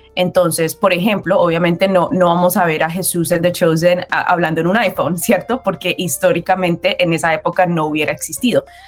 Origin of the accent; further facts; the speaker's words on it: Colombia; yo soy colombiana